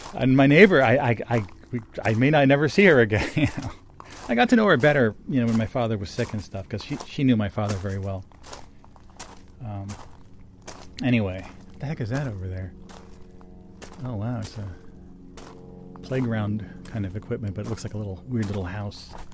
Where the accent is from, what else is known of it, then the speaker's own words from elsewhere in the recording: Martinsville, New Jersey, United States; I grew up in Martinsville